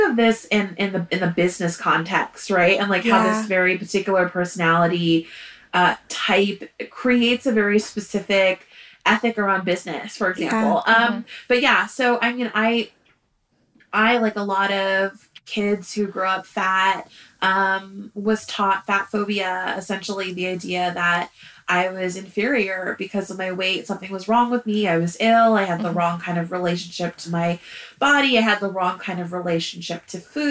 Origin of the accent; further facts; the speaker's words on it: suburb near San Francisco, California, United States; now in San Francisco, United States; I grew up in a suburb, not that far away, maybe about 20 minutes drive